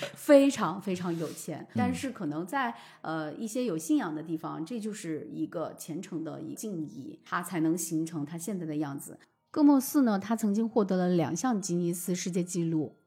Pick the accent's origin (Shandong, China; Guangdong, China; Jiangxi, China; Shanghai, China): Jiangxi, China; 我本身不是四川人，我嗯是江西人